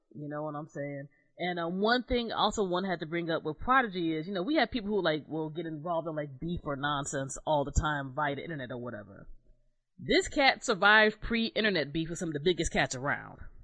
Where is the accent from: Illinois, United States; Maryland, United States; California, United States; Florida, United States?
Maryland, United States; Southern; moved away as an adult; also born or lived in New Jersey; I grew up in Southern Maryland